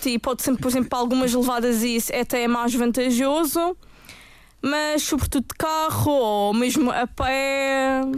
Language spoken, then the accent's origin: Portuguese; Madeira, Portugal; Eu própria, como madeirense